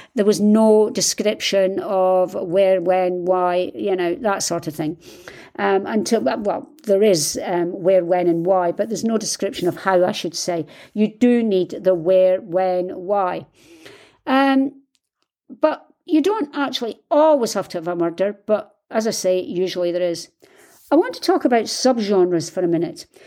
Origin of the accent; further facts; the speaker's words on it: United Kingdom; I'm British, and we don't do this